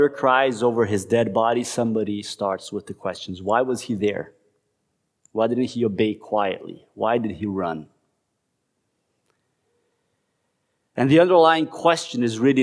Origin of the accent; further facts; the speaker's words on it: Curitiba, Paraná, Brazil; moved away as an adult; going to Curitiba, right, to the city where I grew up